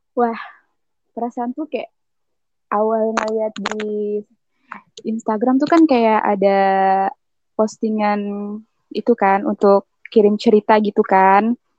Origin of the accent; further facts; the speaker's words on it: Singkawang, West Kalimantan, Indonesia; now in Pontianak, Indonesia; Aku waktu kecil, aku di kota Singkawang. Cuman pas udah lulus sekolah gitu, aku merantau ke kota Pontianak, tapi masih di Kalimantan Baratnya juga